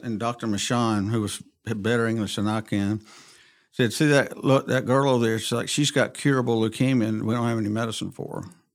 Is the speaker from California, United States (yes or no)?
no; Montgomery, Alabama, United States; I was born and raised in Montgomery